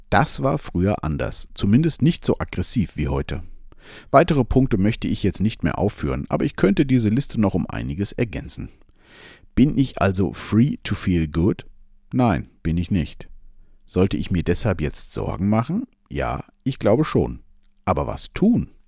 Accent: Germany; born there; Da habe ich es mit meinem Geburtsland Deutschland gut getroffen, habe die knapp 50 Jahre, die ich jetzt lebe, diese Freiheit für mich gefühlt zu 100 Prozent gehabt.

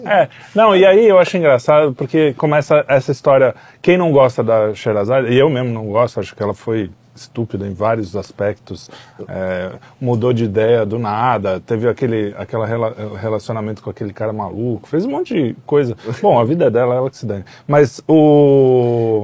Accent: São Paulo, Brazil; sou paulista

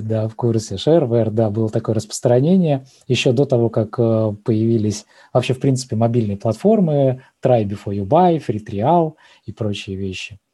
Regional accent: Kaliningrad, Kaliningrad Oblast, Russia; а я из Калининграда

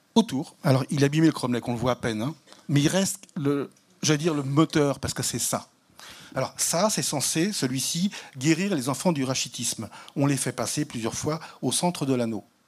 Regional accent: the West, western France, France; je suis catholique parce que je suis né dans l'Ouest

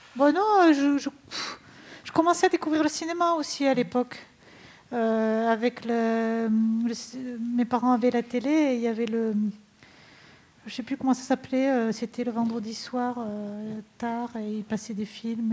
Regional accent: Rodez, Occitania, France; je suis Véronèse d'origine. Donc c'était l'Aveyron et je me suis dit, ah, ben, puisque je suis née à Rodez

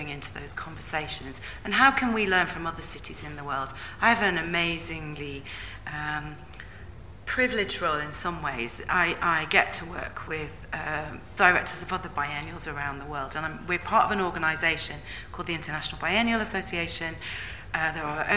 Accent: Leeds, Yorkshire and the Humber, United Kingdom; moved away as an adult; also born or lived in South West England; I grew up in Leeds

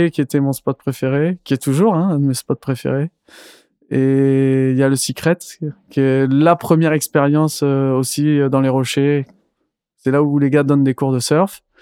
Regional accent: Senegal; grandi au Sénégal.

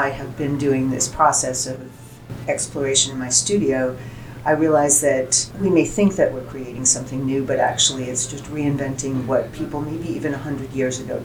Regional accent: Boston, Massachusetts, United States; moved away as an adult; now in Central Oregon, United States; I'm originally from Boston, so you can imagine the environment there

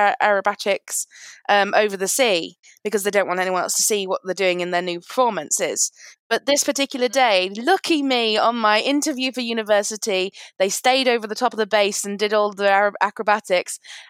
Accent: Lincoln, East Midlands, United Kingdom; moved away as an adult; now in London, United Kingdom; I'm from Lincoln originally. I'm living in London right now. But when I was living in Lincoln, my house that I own is on RAF Scampton Base.

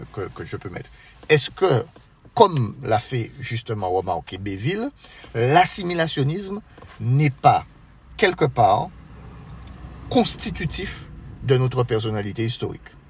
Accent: Marie-Galante, Guadeloupe; je suis originaire de Marie-Galante

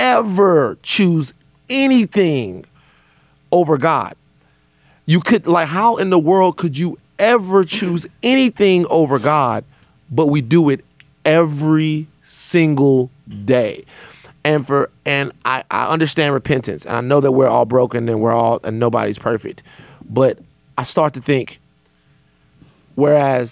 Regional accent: Louisiana, United States; I'm from Louisiana

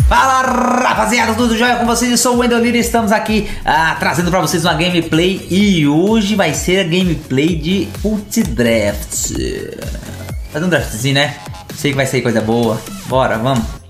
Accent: Goiânia, Goiás, Brazil; um privilégio meu nascer em Goiânia

